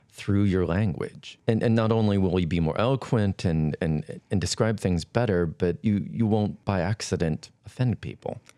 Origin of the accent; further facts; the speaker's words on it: Flathead Reservation, western Montana, United States; I was born and raised on the Flathead Reservation in western Montana